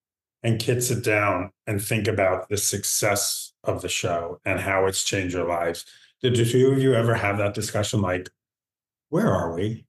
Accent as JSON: {"language": "English", "town": "New York City", "region": "New York", "country": "United States", "tie": "born or raised there", "moved": "as an adult", "lives_now": "Los Angeles, United States", "said": "See, I've now lived in L. I grew up in New York City. I grew up in Queens, but I've lived in New York now for I lived in LA now for 20 years"}